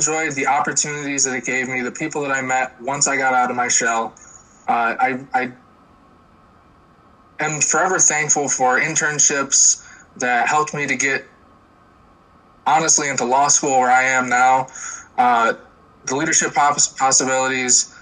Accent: Port Byron, New York, United States; I'm from Port Byron, New York.

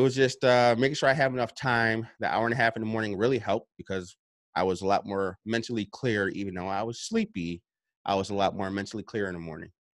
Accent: upstate New York, United States; I'm from New York, uh, upstate New York.

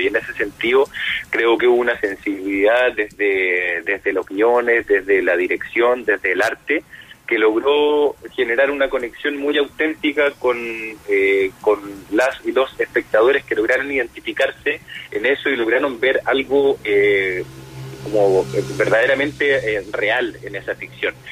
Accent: Punta Arenas, Magallanes and Chilean Antarctica, Chile; moved away; Yo soy de, de Punta Arena

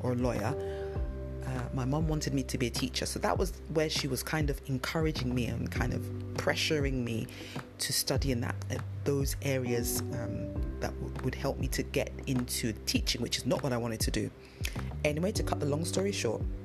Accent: London, United Kingdom; accent: London; It's a London accent. And I grew up in London

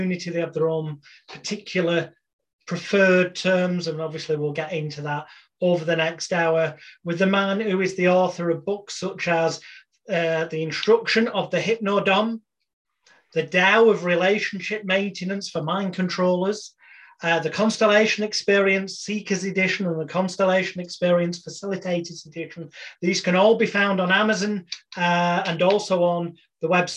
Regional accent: United Kingdom; the British bad boy of hypnosis

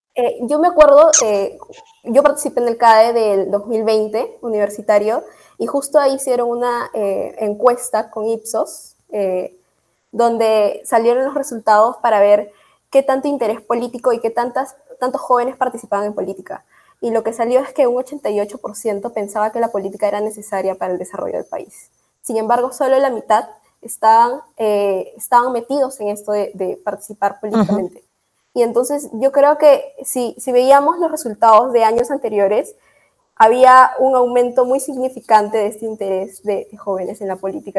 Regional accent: Peru; Aquí en el Perú

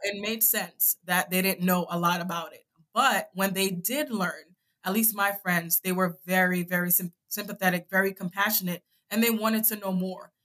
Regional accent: New York City, New York, United States; also born or lived in Saint Vincent and the Grenadines / Virginia; I'm from Brooklyn

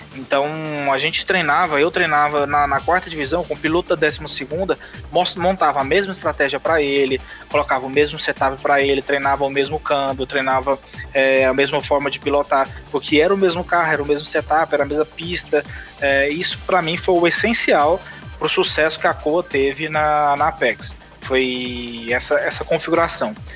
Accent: Goiânia, Goiás, Brazil; sou de Goiânia, natural de Goiânia

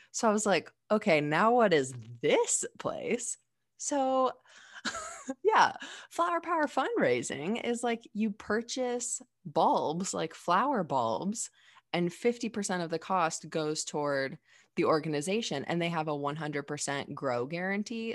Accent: Dayton, Ohio, United States; I'm from Dayton, Ohio, like the birthplace of aviation

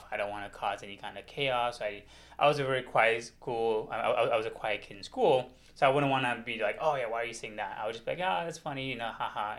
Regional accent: United States; I grew up here in America

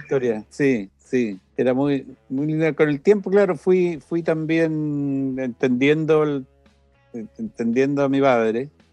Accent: Santiago, Santiago Metropolitan Region, Chile; moved away as an adult; also born or lived in Temuco, Chile / Italy; nací, en Temuco, muy niño nos trasladamos a Santiago

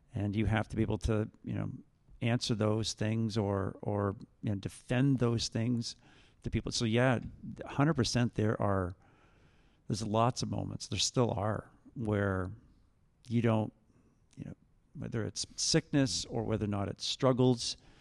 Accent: Vineland, Ontario, Canada; also born or lived in Jordan Station, Ontario; I live in Jordan Station, and I grew up in Vineland.

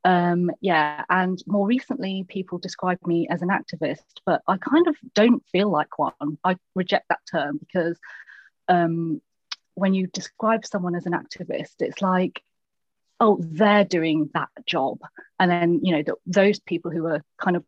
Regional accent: Lincolnshire, East Midlands, United Kingdom; moved away; also born or lived in London; I'm from Lincolnshire. And then it's the whole, yeah, but where are you really from? And then like, well, this tiny village in Lincolnshire

